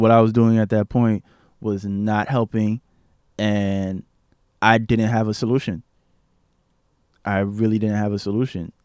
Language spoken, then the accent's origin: English; New York City, New York, United States; I grew up in East Flatbush for majority of my life